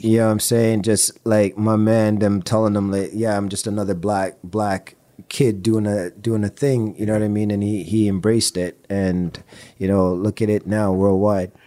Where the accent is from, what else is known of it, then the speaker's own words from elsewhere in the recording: Toronto, Ontario, Canada; we're from Toronto